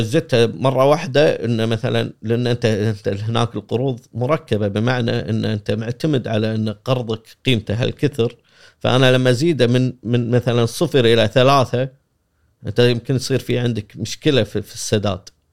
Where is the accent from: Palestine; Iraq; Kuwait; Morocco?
Kuwait; احنا بالكويت